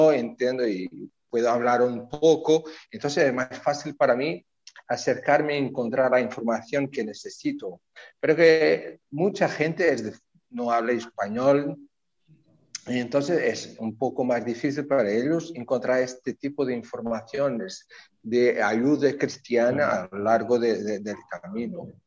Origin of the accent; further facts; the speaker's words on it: Portugal; Spanish is a second language; soy de Portugal, soy diácono permanente de la Iglesia de Oporto.